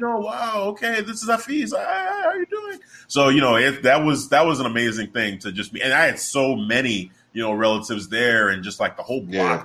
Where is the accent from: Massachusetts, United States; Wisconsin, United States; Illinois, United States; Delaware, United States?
Illinois, United States; Chicago; I was born and raised in Chicago